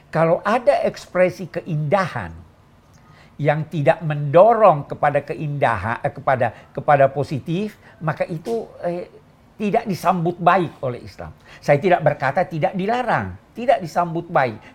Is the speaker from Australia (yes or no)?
no; Egypt; Saya yang yang eh, sejak kecil di Mesir senang mendengar nada-nada suara yang dinyanyikan oleh